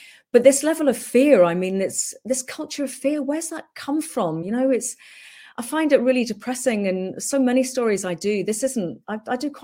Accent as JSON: {"language": "English", "country": "Hong Kong", "tie": "born or raised there", "moved": "yes", "said": "I grew up in Hong Kong and very, you know, fortunate to do so"}